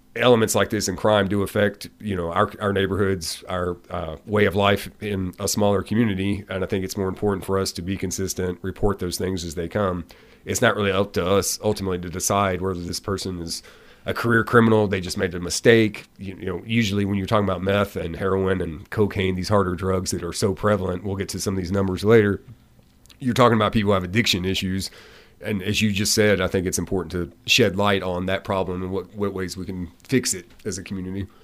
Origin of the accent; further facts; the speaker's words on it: Hopkinsville, Kentucky, United States; also born or lived in Louisville, Kentucky; now in Glasgow, United States; I'm from Hopkinsville. I've lived in the Louisville area